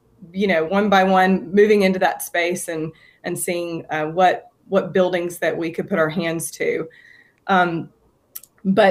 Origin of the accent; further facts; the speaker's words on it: Opelika, Alabama, United States; moved away as an adult; I was raised here in Alabama